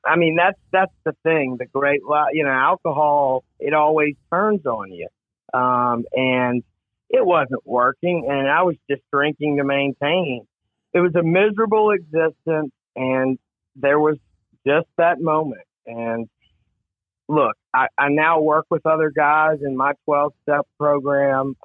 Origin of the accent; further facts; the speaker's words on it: Gulfport, Mississippi, United States; I grew up in, uh, in Gulfport, Mississippi, uh, on the Mississippi coast